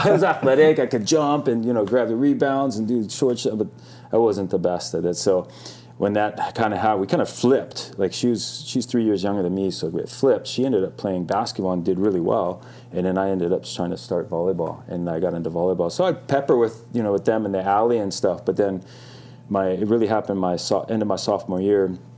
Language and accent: English; Hermosa Beach, California, United States; also born or lived in Hawaii; I was born in Hawaii. I grew up. I, we moved over quite when I was a young kid, and I grew up here in Hermosa Beach